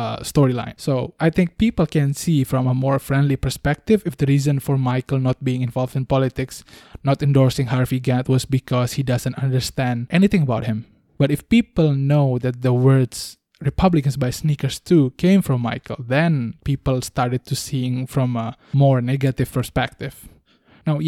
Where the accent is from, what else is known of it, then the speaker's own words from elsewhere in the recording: Bali, Indonesia; I was raised in Bali